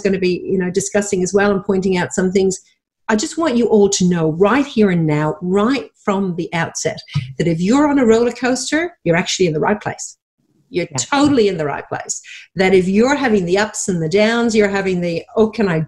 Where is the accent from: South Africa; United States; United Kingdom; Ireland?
Ireland; Dublin, Leinster; moved away as an adult; now in Australia; I was born and raised in Dublin, Ireland, went to travel the world at 22 with my then boyfriend, now husband, and forgot to go home